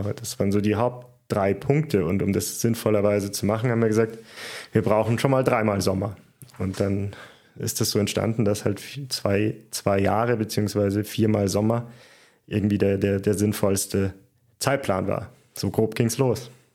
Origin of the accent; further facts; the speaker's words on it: Germany; also born or lived in Munich; als Deutscher